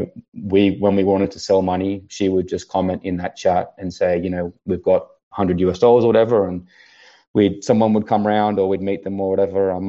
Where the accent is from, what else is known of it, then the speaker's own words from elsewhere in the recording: Australia; being Australian